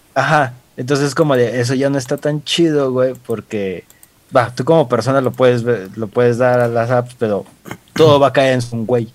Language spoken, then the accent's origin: Spanish; Mexico; casi no la usamos como mexicanos